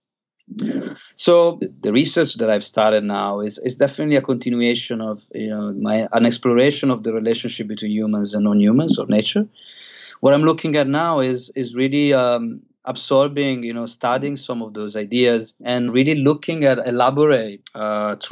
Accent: Italy; moved away as an adult; also born or lived in London / Australia / Chiang Mai; I grew up in Italy

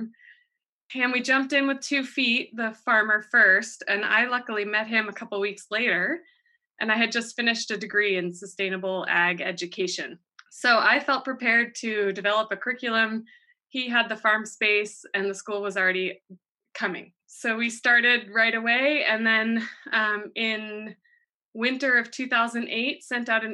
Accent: East Coast, United States; moved away as an adult; now in Watsonville, United States; I grew up on the East Coast and I came out to California for college

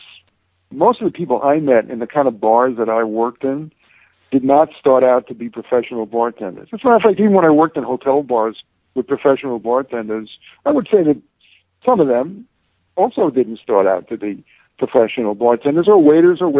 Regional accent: New York City, New York, United States; also born or lived in Bronx / Brooklyn; living in New York and growing up in New York, the paranoia, street paranoia

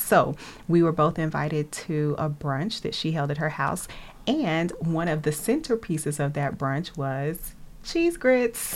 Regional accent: Nashville, Tennessee, United States; moved away as an adult; also born or lived in Atlanta, Georgia; now in Boston, United States; I was born in Atlanta and uh, around age seven moved to Nashville, which is where I was raised raised and where I lived until I moved to Boston in 2005

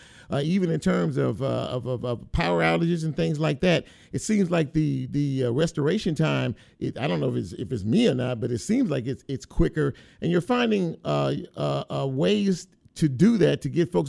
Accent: Los Angeles, California, United States; now in Memphis, United States; I'm not from this part of the country. I'm from the West Coast, Los Angeles

